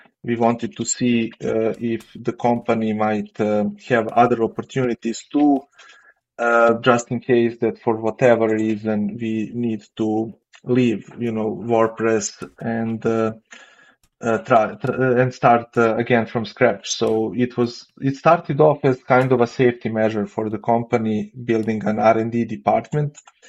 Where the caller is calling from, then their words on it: Belgrade, Serbia; Actually, Belgrade, Serbia.